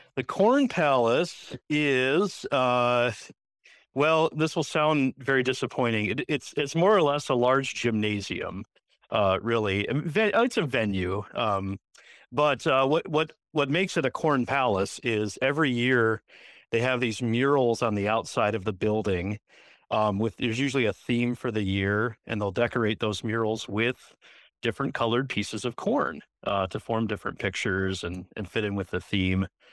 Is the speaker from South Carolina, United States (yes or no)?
no; Northville, Michigan, United States; now in Mitchell, United States; I am originally from a town called Northville, Michigan, which is a suburb of Detroit.